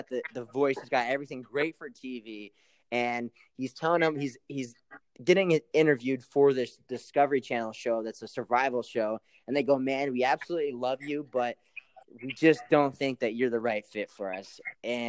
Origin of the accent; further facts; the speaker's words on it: Great Falls, Montana, United States; also born or lived in Kauai; my hometown, Great Falls, Montana